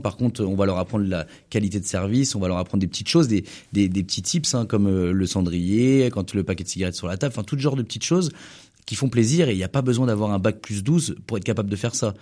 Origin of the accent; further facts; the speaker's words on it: Anjou, Pays de la Loire, France; En tant qu'angevin